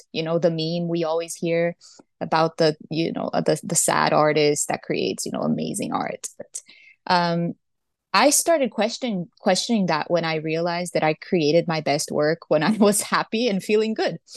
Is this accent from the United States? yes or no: no; Brazil; I was born and raised in Brazil.